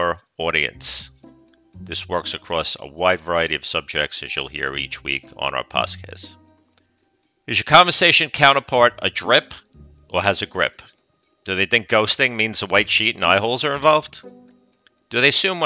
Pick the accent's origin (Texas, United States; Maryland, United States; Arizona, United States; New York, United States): New York, United States; accent: New York; now in Deep South, United States; my New York accent